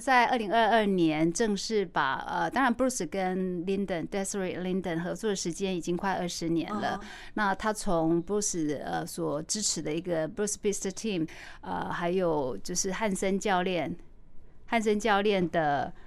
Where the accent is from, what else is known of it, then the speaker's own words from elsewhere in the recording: Taichung, Taiwan; 因为一路我在台中长大